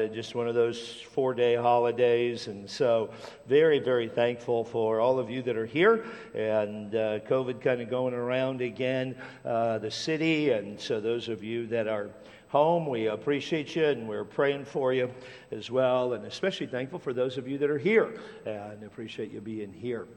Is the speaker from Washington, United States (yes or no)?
yes; Tacoma, Washington, United States; when I was a kid growing up in Tacoma, Washington